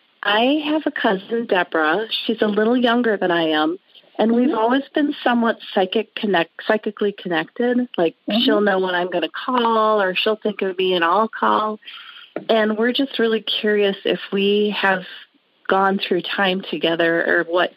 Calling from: Green Bay, Wisconsin, United States; I'm calling from Green Bay

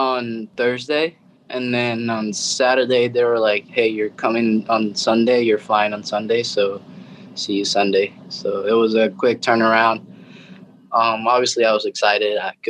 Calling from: Austin, Texas, United States; I'm at Austin, Texas, just living the dream.

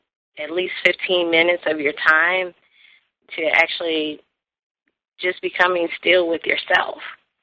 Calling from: Columbus, Georgia, United States; I am actually down in Columbus, Georgia.

